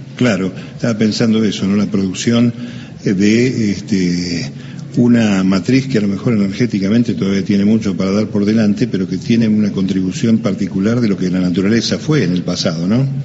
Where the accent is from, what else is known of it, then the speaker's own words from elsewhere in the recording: La Plata, Buenos Aires Province, Argentina; Nosotros, los que nacimos en La Plata